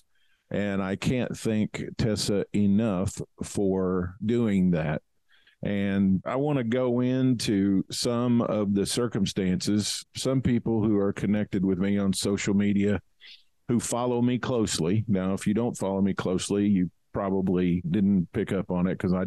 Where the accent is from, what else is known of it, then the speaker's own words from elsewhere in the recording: Kentucky, United States; I grew up in Kentucky. We had a farm and a horse ranch.